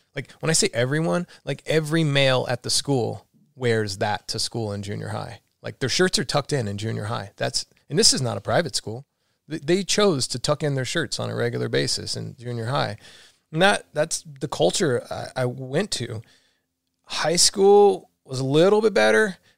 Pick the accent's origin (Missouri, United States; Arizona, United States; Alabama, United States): Alabama, United States; also born or lived in Florida / San Francisco; now in San Diego, United States; I grew up in Alabama